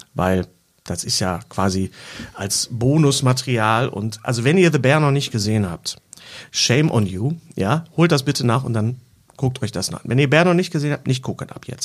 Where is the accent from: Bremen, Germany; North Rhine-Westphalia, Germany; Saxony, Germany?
North Rhine-Westphalia, Germany; Bochum; ich bin ja in Bochum Leer aufgewachsen